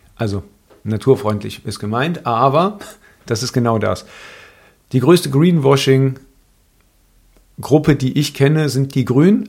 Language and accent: German; near Cologne, North Rhine-Westphalia, Germany; Ich bin in der Nähe von Köln aufgewachsen